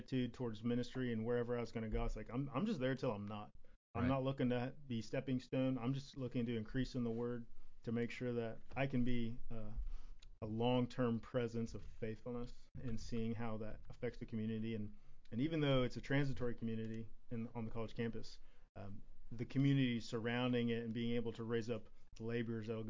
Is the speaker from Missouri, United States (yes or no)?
yes; Kansas City, Missouri, United States; moved away; I was born and raised in Kansas City